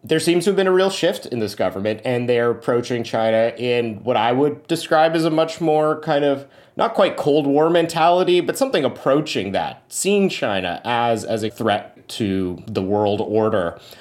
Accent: Canada; I grew up in Canada's Sikh community

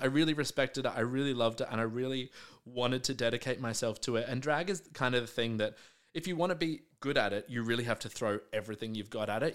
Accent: Melbourne, Victoria, Australia; I grew up in the southeastern suburbs, in a little suburb called Hallam

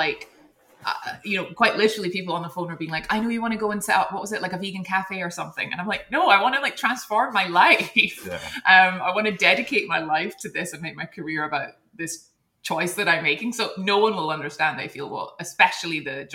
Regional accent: Edinburgh, Scotland, United Kingdom; moved away as an adult; also born or lived in Hong Kong; which is where we're both from Edinburgh

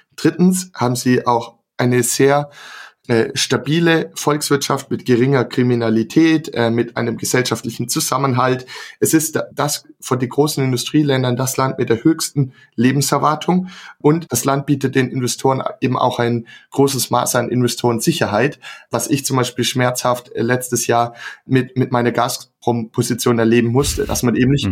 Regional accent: Swabia, Germany; ich komme auch aus dem Schwabenland

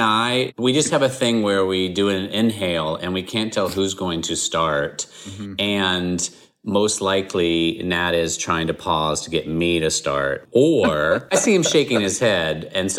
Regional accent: the South, United States; I grew up in the South.

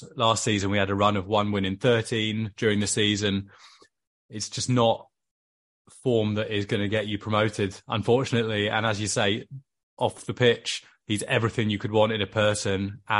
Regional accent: Wales, United Kingdom; accent: Welsh; I obviously sound extremely Welsh, but yeah, the Welsh blood in me is very loyal to my man, Joe.

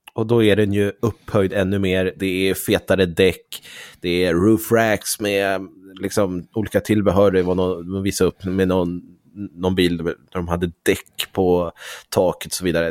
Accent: Sweden; Som svensk youtuber

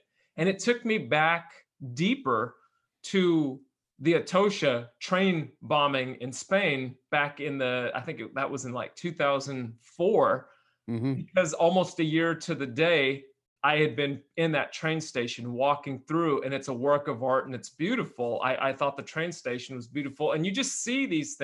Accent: Bay Area, close to San Francisco, California, United States; We're in California. We grew up in the Bay Area, close to San Francisco

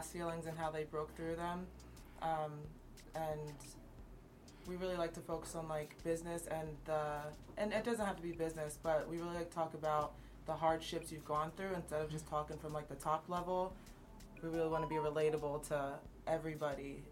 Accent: Easton, United States; now in Florida, United States; I grew up in Easton

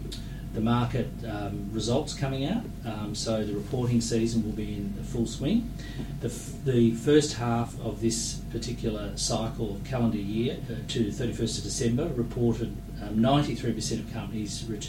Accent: Australia

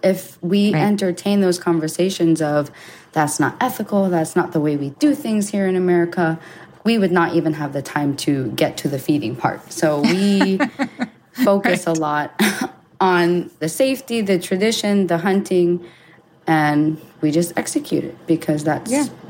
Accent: Hawaii, United States; A part of my life, I grew up in Hawaii, where it's a very vegan state.

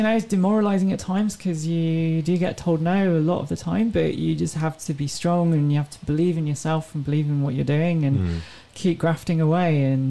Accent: England, United Kingdom; They're like, hold on, are you French? I'm like, no, I'm from England.

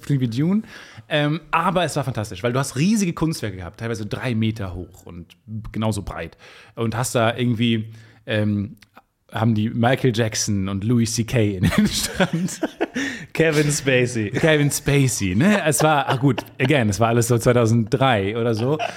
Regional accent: near Travemünde on the Baltic Sea, Schleswig-Holstein, Germany; moved away; in meiner Heimat

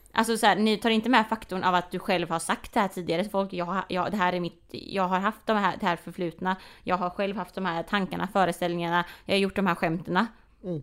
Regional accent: Sweden; speciellt här i Sverige, vi alla le har levt i en rasistisk kontext

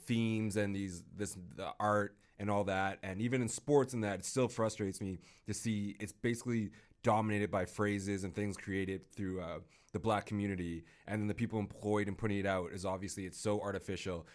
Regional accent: United States; now in Canada; I'm American, born and partially raised.

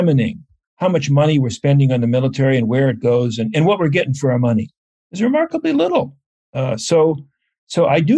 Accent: United States; as an American observing the American scene

